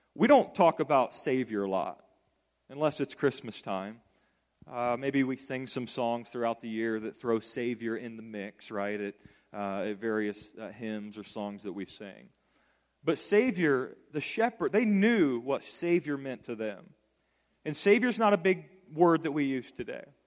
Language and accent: English; Decatur, Indiana, United States; born or raised there; moved away